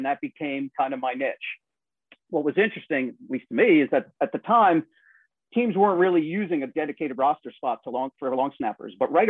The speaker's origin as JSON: {"language": "English", "region": "New York", "country": "United States", "also_born_or_lived": "Harrisburg, Pennsylvania", "moved": "yes", "lives_now": "Pennsylvania, United States", "said": "I'm a New Yorker at heart"}